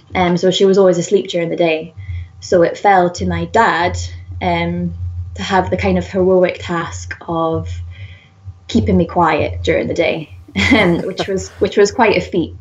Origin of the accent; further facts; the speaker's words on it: Whitley Bay, North East England, United Kingdom; accent: Geordie; I grew up just outside of Newcastle um, in kind of like a seaside town called Whitley Bay